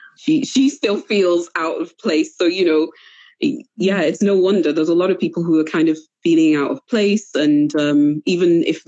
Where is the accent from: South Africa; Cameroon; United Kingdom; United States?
Cameroon; because my parents never let me forget that, you know, we came from Cameroon. And that's why I always present myself in most places, unless there's an advantage to telling people that I'm British or from Manchester or from Wales. I always present myself as Cameroonian first